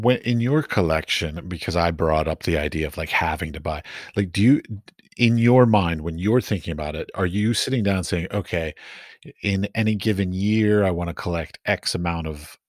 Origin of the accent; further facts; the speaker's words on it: United States; now in Prague, Czechia; The reason why I say this is because I'm from the United States, but I live currently in Prague, and I find that the Prague art market is not very receptive to outsiders.